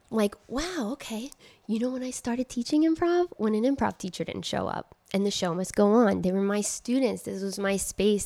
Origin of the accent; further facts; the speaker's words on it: Trenton, New Jersey, United States; moved away; also born or lived in Queens, New York; they came, uh, to Trenton, New Jersey, and that's where I grew up